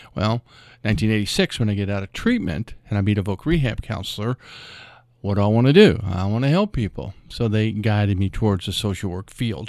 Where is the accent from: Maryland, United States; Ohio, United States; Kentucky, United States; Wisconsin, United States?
Kentucky, United States; Louisville; I grew up in Louisville, uh, over in Audubon Park area.